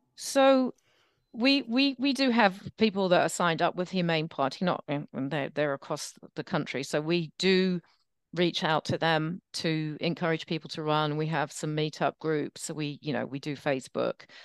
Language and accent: English; England, United Kingdom; also born or lived in United States; now in New York, United States; I'm English and American